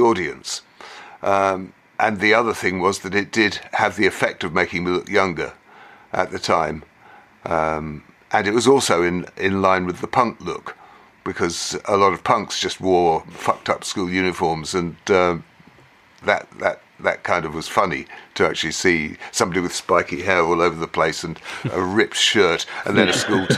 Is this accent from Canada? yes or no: no; England, United Kingdom; we were from England